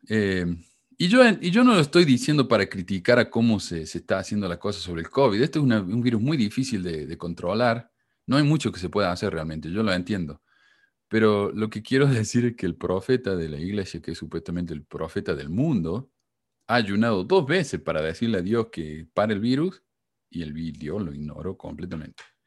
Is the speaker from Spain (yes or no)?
no; Argentina; somos todos, todos exactamente iguales los argentinos